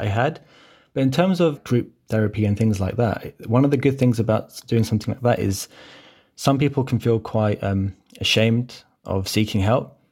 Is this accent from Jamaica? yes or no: no; London, United Kingdom; growing up in Brent, for example, uh, uh, especially with, like, I, I come from a, a Cypriot background